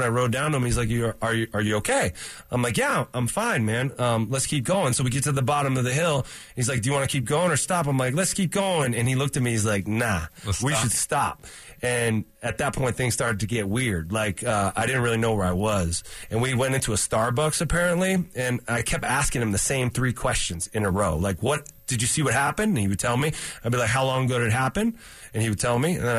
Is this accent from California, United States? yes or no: yes; California, United States; moved away as an adult; So I grew up in California and I had a skateboard as a kid.